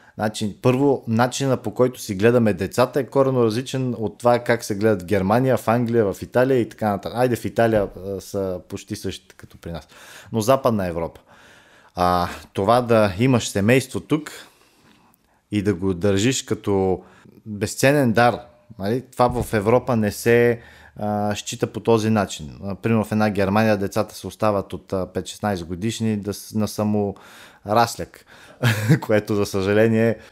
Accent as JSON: {"language": "Bulgarian", "country": "Bulgaria", "said": "ние, като българи, имаме абсолютното право"}